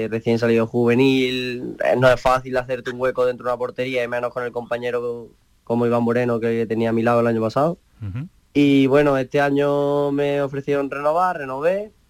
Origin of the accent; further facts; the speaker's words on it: Estepa, Andalusia, Spain; accent: Estepa; also born or lived in Barcelona; Ese acento es de Estepa, ¿no? Sí, bueno, nací en Barcelona, pero de chico, sí, de muy chico me vine para aquí